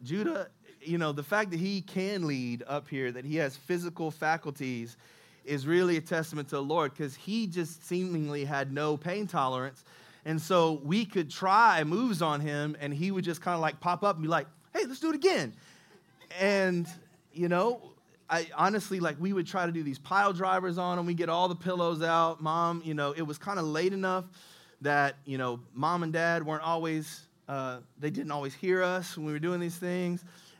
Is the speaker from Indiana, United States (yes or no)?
yes; Indianapolis, Indiana, United States; Yeah, I'm from Nap.